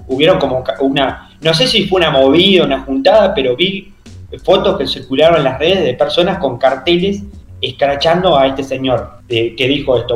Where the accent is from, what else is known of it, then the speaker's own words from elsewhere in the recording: Paysandú, Uruguay; yo soy de Paysandú